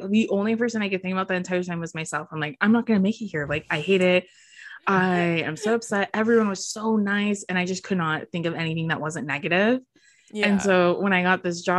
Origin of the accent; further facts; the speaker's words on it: California, United States; I'm from California